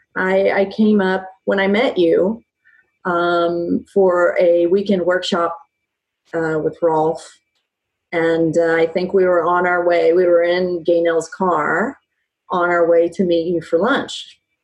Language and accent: English; Dallas, Texas, United States; moved away; I'm originally from Dallas, Texas